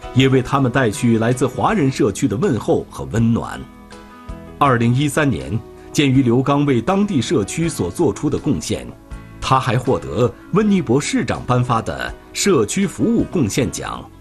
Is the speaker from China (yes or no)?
no; Canada; 我在加拿大出生的